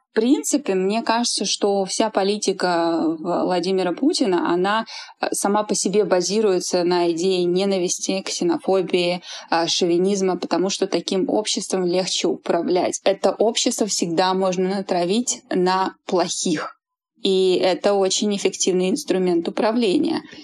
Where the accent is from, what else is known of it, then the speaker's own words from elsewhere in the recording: Saint Petersburg, Russia; also born or lived in Buryatia; Я родилась в Бурятии, выросла в Петербурге